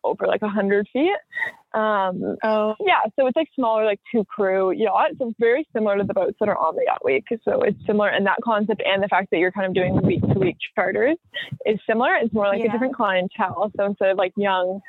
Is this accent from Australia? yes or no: no; Brantford, Ontario, Canada; my hometown in Brantford